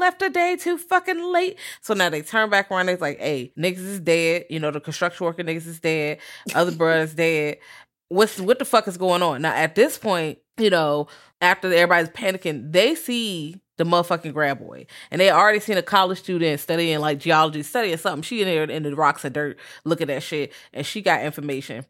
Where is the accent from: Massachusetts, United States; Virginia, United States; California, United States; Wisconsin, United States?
Virginia, United States; I'm from Virginia